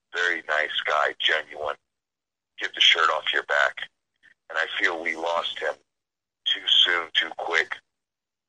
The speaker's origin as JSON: {"language": "English", "town": "New London", "region": "Connecticut", "country": "United States", "moved": "yes", "said": "I'm originally from New London, Connecticut"}